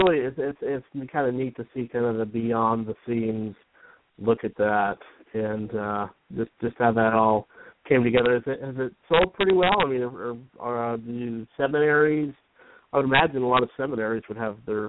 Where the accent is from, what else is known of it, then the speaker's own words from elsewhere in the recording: Utah, United States; moved away; I grew up in Utah, and we used to get a lot of snow there.